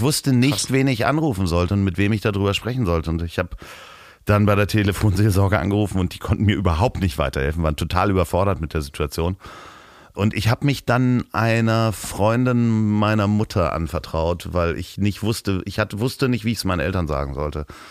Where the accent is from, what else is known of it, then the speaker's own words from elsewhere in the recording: Hamburg, Germany; bei uns in Hamburg